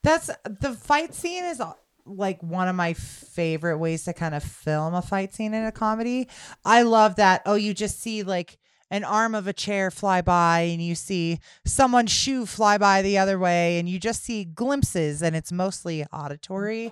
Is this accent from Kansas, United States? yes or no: yes; Kansas, United States; I'm from Kansas. Christian Kansas folk